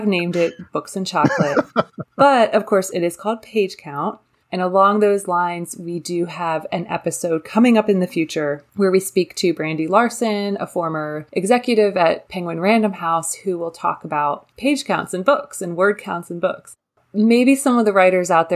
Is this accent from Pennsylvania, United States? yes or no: yes; Lancaster, Pennsylvania, United States; moved away; I am actually from Lancaster, Pennsylvania. So Hershey was basically in my backyard when I was growing up